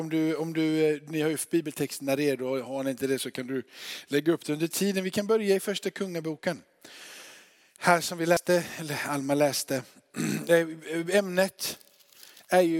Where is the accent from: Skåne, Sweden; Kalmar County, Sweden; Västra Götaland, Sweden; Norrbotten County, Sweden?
Skåne, Sweden; Örkelljunga; Och jag är från Örkelljunga.